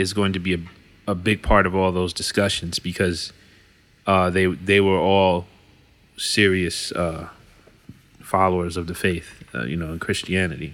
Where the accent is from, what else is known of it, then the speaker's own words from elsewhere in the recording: United States; I'm an American, been here my whole life. Don't know what it's like to live anywhere else